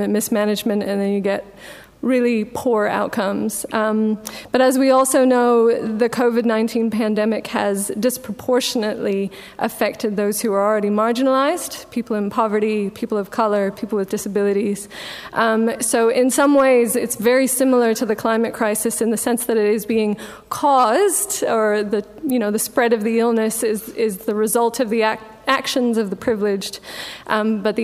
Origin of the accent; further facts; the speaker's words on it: Sweden; now in New Zealand; I'm from Sweden